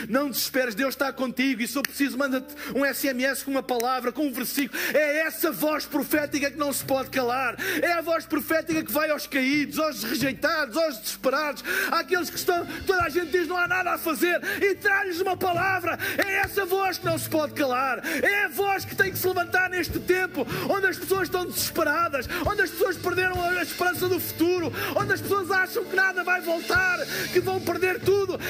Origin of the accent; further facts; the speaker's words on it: Portugal; eu sou de Portugal